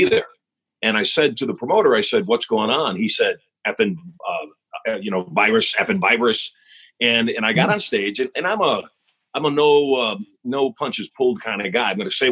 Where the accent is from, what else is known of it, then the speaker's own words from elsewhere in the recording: Las Vegas, Nevada, United States; Vegas shut down. In my hometown, 24/7, the casinos all shut down